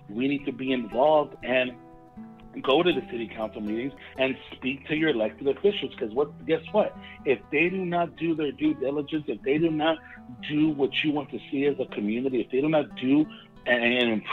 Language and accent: English; United States; I am an American. My ethnicity and my culture is of Latin descent because my parents are from Mexico.